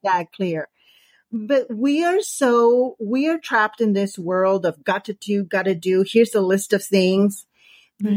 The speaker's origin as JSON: {"language": "English", "town": "San Diego", "region": "California", "country": "United States", "said": "I am from San Diego, California, right next to the border to Mexico"}